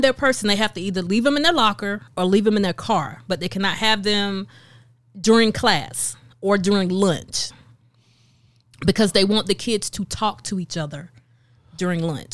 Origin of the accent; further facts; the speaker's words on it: Lamar, South Carolina, United States; I grew up in Darlington County right by I twenty.